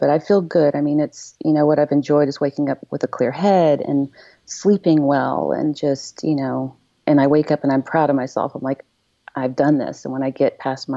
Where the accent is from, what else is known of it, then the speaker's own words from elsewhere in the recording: Franklin, Tennessee, United States; I'm from Franklin, Tennessee